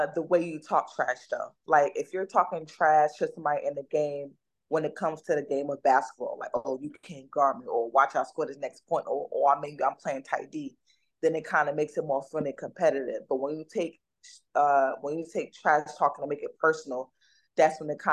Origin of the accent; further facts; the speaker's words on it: Newark, New Jersey, United States; I come from Newark, the number block, 17th Street, 18th Ave.